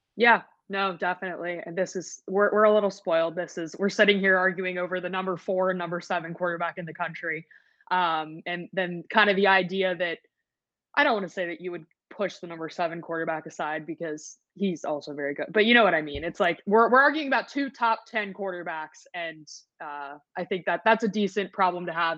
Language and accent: English; Richmond, Virginia, United States; moved away as an adult; also born or lived in Philadelphia / Washington, D.C.; now in Chicago, United States; I'm originally from Virginia, from Richmond.